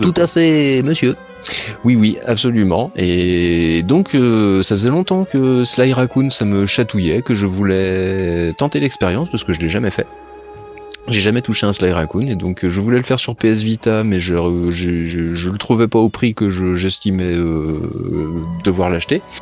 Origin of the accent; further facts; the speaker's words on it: the West, western France, France; je suis habitant de l'Ouest